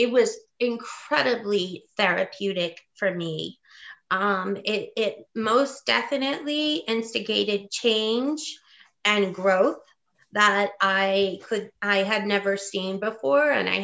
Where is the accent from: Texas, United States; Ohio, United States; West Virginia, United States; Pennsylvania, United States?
West Virginia, United States; moved away as an adult; also born or lived in Indiana / California / New York; I grew up in West Virginia. Part of my childhood was Indiana, and part of my childhood was West Virginia. I am a coal miner's daughter.